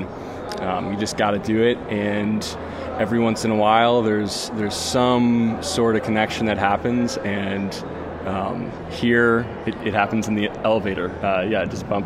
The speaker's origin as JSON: {"language": "English", "town": "Durango", "region": "Colorado", "country": "United States", "said": "I'm from Durango, Colorado"}